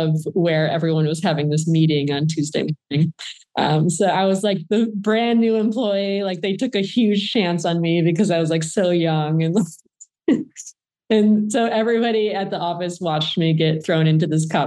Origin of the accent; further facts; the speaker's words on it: Flint, Michigan, United States; I grew up in Flint, Michigan